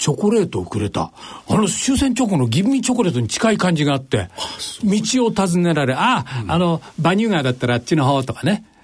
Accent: Chigasaki, Kanagawa, Japan; born or raised there; also born or lived in Kawasaki

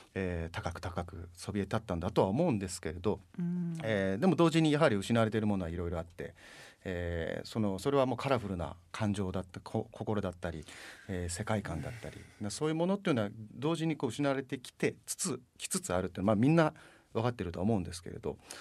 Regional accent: Tokyo residents, Japan; 僕ら東京都民

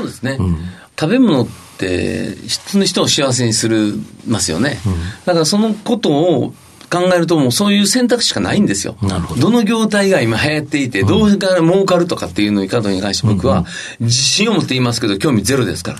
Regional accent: Kyoto, Japan; 京都生まれです。

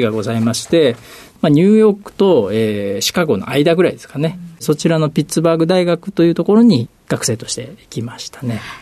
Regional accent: Ehime, Japan; 出身はですね、あの、四国の愛媛県というところになります

